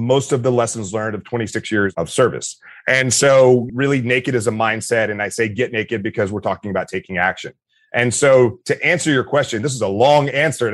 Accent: Meridian, Mississippi, United States; I grew up in Meridian, Mississippi

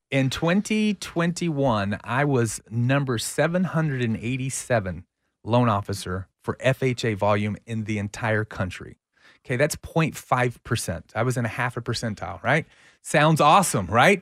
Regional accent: Central Texas, United States; I'm from Central Texas.

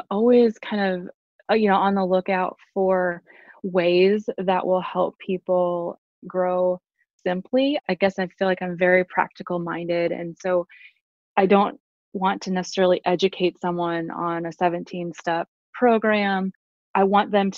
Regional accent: Southwest Wisconsin, United States; I grew up in Southwest Wisconsin, so very rural

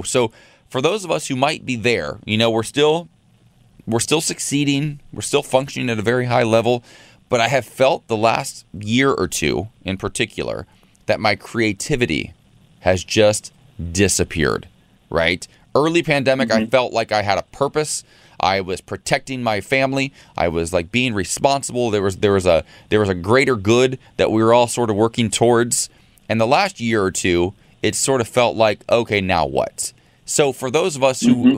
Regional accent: Ohio, United States; moved away; being a kid growing up in Ohio

